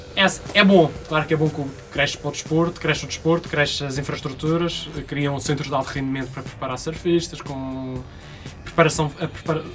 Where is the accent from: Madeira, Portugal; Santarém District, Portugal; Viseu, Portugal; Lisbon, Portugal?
Madeira, Portugal; moved away as an adult; now in Porto, Portugal; sou da Madeira. Comecei quando tinha 11 anos lá numa praia, na, na Madeira.